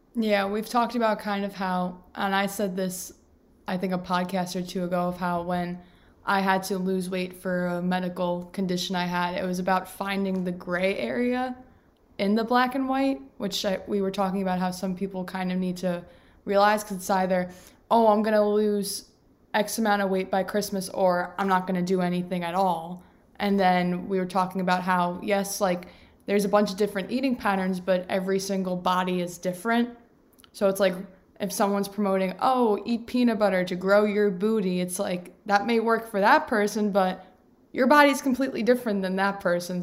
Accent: New York, United States; I'm a New Yorker

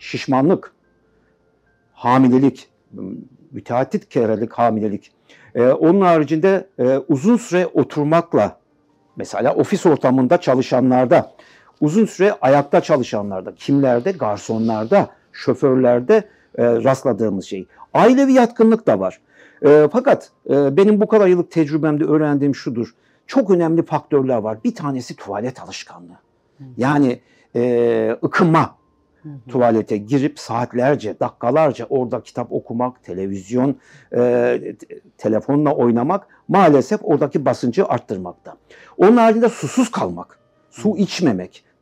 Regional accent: Aşkale, Erzurum, Turkey; born there; Ee, Erzurum Aşkale doğumluyum.

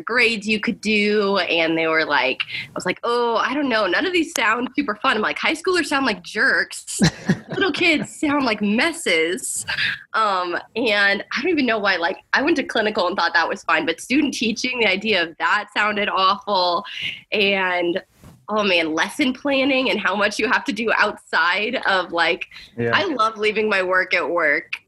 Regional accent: Midwest, United States; I'm a girl from the Midwest

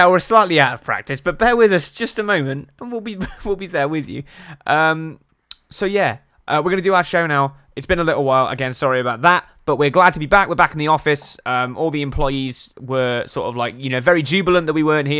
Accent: England, United Kingdom; We're English

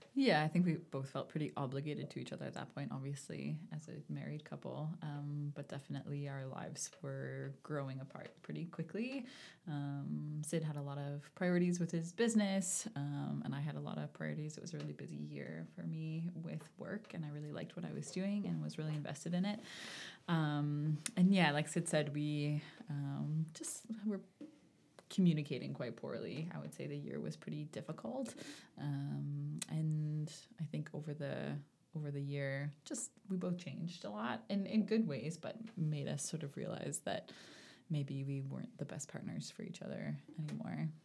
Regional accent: Bedford, Nova Scotia, Canada; also born or lived in Charlottetown, Prince Edward Island / Cold Lake, Alberta; I lived in Bedford for my whole childhood, and then I went away for one year and then, um, came back to Nova Scotia

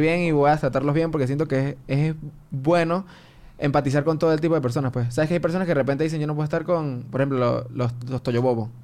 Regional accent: Mérida, Venezuela; accent: gocho; moved away as an adult; now in Caracas, Venezuela; yo soy de Meria, me crié en Meria, nací en Meria

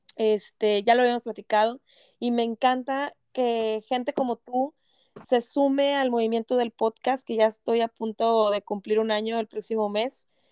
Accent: Monterrey, Nuevo León, Mexico; moved away as an adult; now in Canada; yo que soy regia

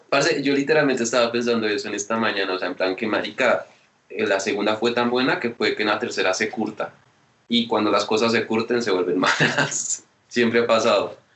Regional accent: Colombia; soy colombiano

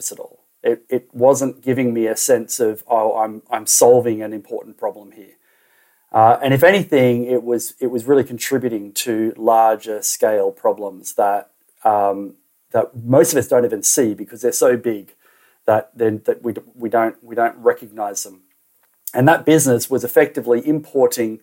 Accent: Australia; moved away as an adult; also born or lived in Waiheke Island, New Zealand; I grew up in Australia

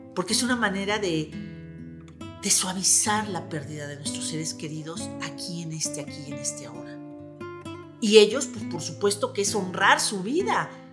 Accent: Mexico; como mexicanos

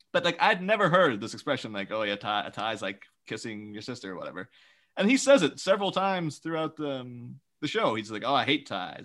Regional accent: Ireland; we're Irish children

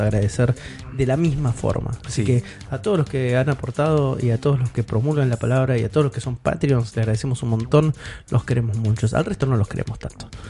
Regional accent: Argentina; Somos argentinos

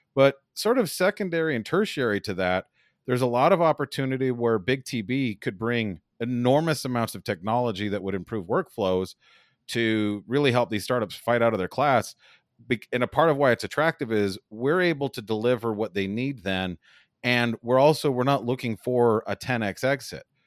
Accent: Las Vegas, Nevada, United States; also born or lived in Los Angeles; I'm from Las Vegas

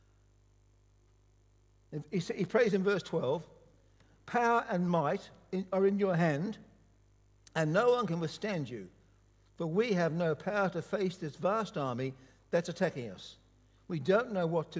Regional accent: Liverpool, North West England, United Kingdom; now in Queensland, Australia; I was born in Liverpool, England

